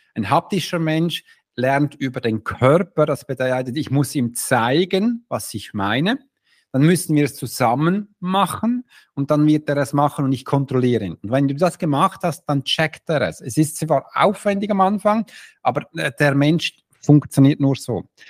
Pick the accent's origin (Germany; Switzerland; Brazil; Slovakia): Switzerland; Im ersten bin ich Schweizer